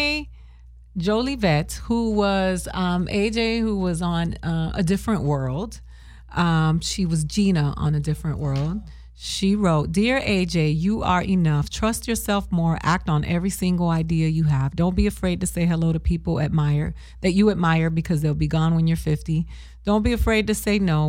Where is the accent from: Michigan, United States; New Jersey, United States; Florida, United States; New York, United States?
Florida, United States; Miami; I grew up in Miami around Haitians